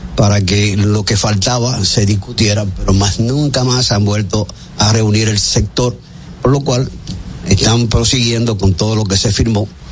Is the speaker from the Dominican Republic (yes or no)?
yes; Dominican Republic; yo, que soy dominicano